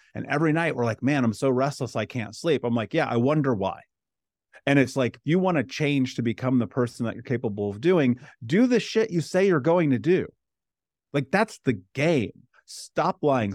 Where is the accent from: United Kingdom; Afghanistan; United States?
United States; Indianapolis, Indiana; I grew up in Indianapolis, in America